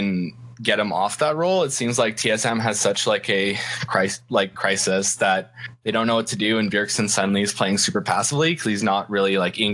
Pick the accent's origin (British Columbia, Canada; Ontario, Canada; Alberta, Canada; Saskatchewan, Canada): Saskatchewan, Canada; I'm from Saskatchewan, Canada